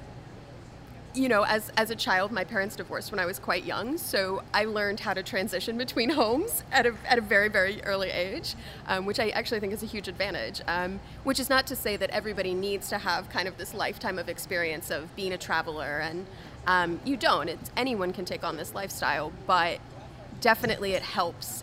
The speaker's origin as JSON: {"language": "English", "town": "Louisville", "region": "Kentucky", "country": "United States", "tie": "born or raised there", "also_born_or_lived": "New York / New Orleans", "moved": "as an adult", "said": "my hometown of Louisville, Kentucky"}